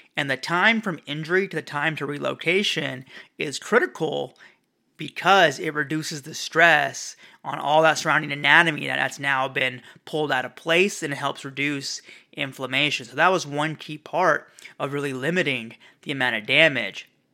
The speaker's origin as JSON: {"language": "English", "town": "Valencia", "region": "California", "country": "United States", "tie": "born or raised there", "said": "my hometown of Valencia, California"}